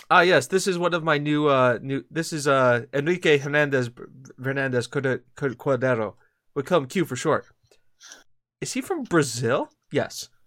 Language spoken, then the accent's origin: English; Corby, East Midlands, United Kingdom; But I was born and raised in Corby.